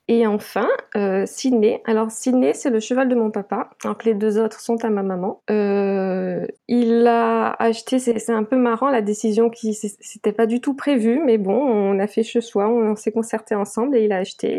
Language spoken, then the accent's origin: French; Guadeloupe; je vis et je suis née en Guadeloupe